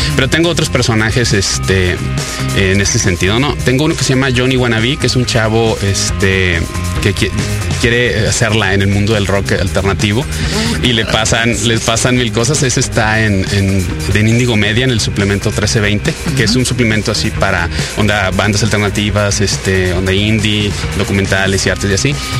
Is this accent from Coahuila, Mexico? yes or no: no; Sonora, Mexico; moved away as an adult; now in Monterrey, Mexico; yo nací en Sonora y me fui a vivir a, Monterrey eh, a estudiar la carrera y me quedé allá